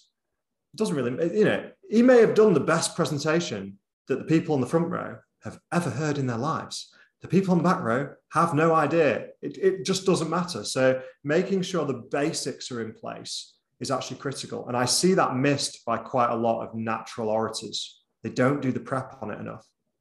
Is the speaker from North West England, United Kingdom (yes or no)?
yes; Bolton, North West England, United Kingdom; accent: Boltonese; moved away; I'm from Bolton originally, and I think it serves me well to speak in a bit of Boltonese